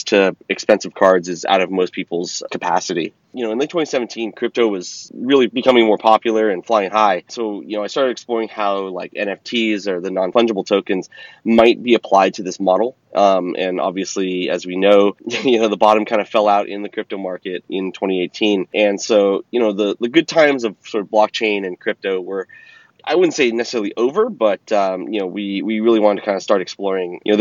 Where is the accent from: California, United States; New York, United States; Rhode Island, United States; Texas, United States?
California, United States; Bay Area; I was born and raised in the Bay Area